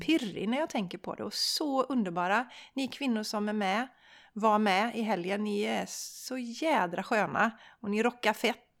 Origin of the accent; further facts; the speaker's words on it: Sweden; som svensk, för vi svenskar